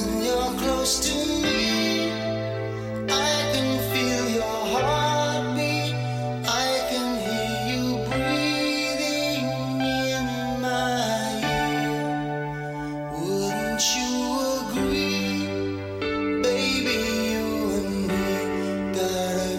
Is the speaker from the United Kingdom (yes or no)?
no; Abu Dhabi, United Arab Emirates; moved away; I grew up in the Middle East, in Abu Dhabi